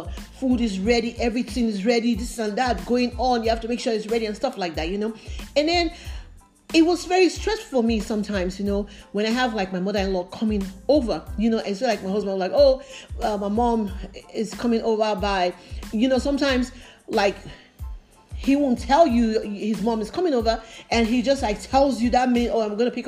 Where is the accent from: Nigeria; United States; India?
Nigeria; moved away; I grew up in Africa, in Nigeria